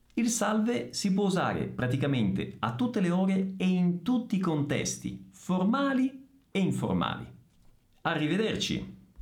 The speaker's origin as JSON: {"language": "Italian", "town": "Messina", "region": "Sicily", "country": "Italy", "first_language": "Italian", "moved": "yes", "lives_now": "Bragança Paulista, Brazil", "said": "Sono di Messina. Sono siciliano."}